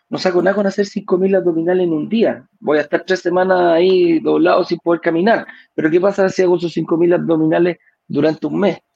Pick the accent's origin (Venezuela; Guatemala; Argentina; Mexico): Venezuela; now in Chile; Que yo soy venezolano, que todavía no me da la, definitiva, etcétera, etcétera, etcétera.